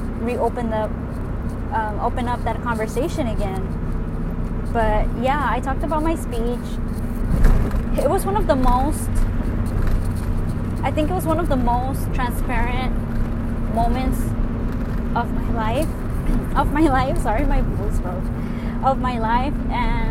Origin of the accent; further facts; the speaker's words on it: California, United States; first language Spanish; English is a second language; also born or lived in Mexico; I was brought here at 4 years old. I don't know anything besides California.